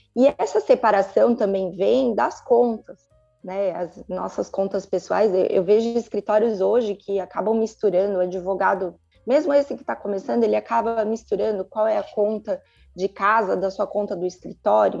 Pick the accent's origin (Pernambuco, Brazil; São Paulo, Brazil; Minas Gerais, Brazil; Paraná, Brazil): São Paulo, Brazil; moved away as an adult; now in Sumaré, Brazil; Eu sou de São Paulo